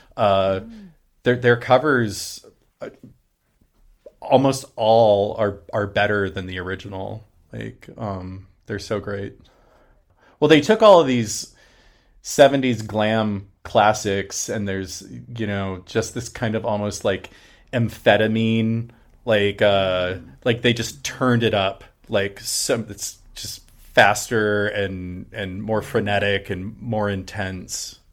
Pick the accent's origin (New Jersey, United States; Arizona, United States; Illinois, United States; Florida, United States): Arizona, United States; Phoenix; also born or lived in Munich, Germany / Kentucky; now in Seattle, United States; we moved to Arizona when I was about five or six.